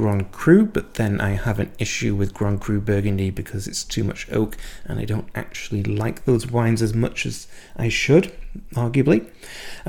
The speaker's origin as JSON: {"language": "English", "country": "United Kingdom", "tie": "born or raised there", "moved": "as an adult", "said": "I am British, and I went through the British education system all the way through from 5 years old to doing a PhD"}